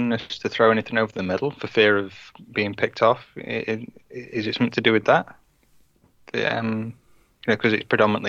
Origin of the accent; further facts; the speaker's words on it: United Kingdom; He was saying that we couldn't be real fans because we're British, right?